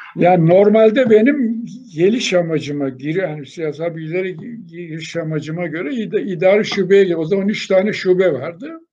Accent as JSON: {"language": "Turkish", "town": "Honaz", "region": "Denizli", "country": "Turkey", "tie": "born or raised there", "said": "Şimdi ben 1940 yılında Denizli'nin o zaman Honaz nahiyesi vardı. Ona bağlı o zamanki adı Kösten olan, daha sonra Aydınlar diye değişen bir dağ köyünde doğdum."}